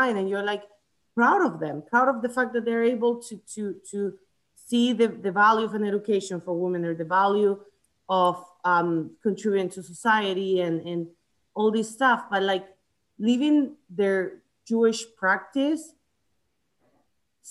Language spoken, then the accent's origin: English; Chile; also born or lived in United States; now in Atlanta, United States; I grew up I was born in the States. I grew up in Chile most of my life